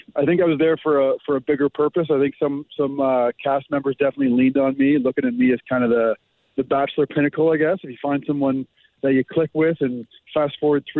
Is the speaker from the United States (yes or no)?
no; Canada; I'm married to an American. I have lots of American friends. I'm used to getting a little bit of razzing being Canadian